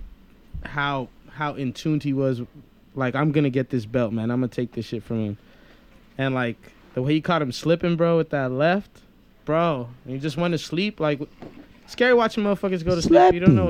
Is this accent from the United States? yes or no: yes; United States; I was born in the States